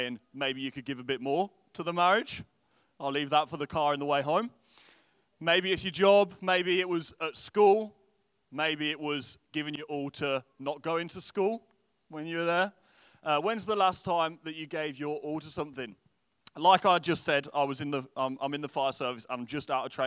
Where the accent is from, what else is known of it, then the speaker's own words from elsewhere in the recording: England, United Kingdom; moved away as an adult; now in Derry, United Kingdom; I'm originally from England, and now we live just outside of Derry